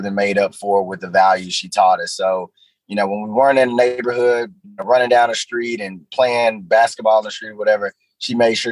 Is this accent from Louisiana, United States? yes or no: yes; Shreveport, Louisiana, United States; moved away as an adult; I grew up in one of the poorest neighborhoods in Shreveport, named Cedar Grove